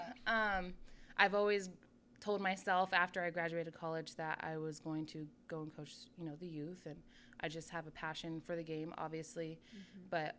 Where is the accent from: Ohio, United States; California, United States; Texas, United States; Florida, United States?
California, United States; Sacramento; So I grew up in Sacramento, in North Highlands, actually. I went to Center High School, which is in Antelope